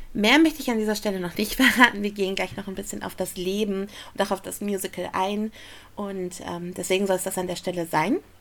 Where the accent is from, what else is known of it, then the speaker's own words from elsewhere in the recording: Essen, North Rhine-Westphalia, Germany; in meiner Heimatstadt Essen